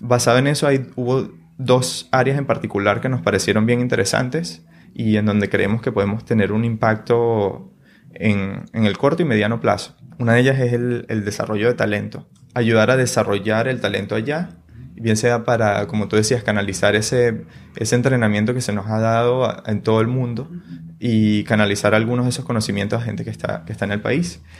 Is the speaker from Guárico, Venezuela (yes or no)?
yes; San Juan de los Morros, Guárico, Venezuela; now in San Francisco, United States; Yo soy de Venezuela, de San Juan de los Morros.